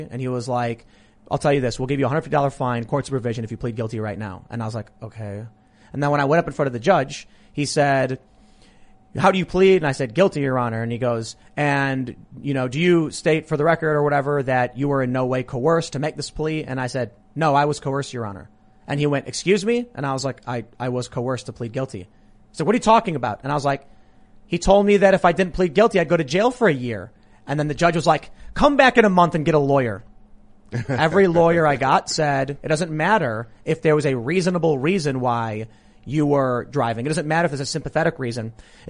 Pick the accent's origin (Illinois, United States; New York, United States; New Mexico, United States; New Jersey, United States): Illinois, United States; Chicago; These are really old stories from back when I was growing up in Chicago.